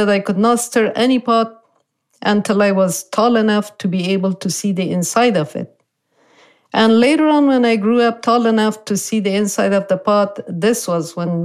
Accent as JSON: {"language": "English", "region": "Kabul", "country": "Afghanistan", "tie": "born or raised there", "also_born_or_lived": "Beirut, Lebanon", "moved": "as an adult", "lives_now": "Moreno Valley, United States", "said": "I grew up in Kabul, the capital city"}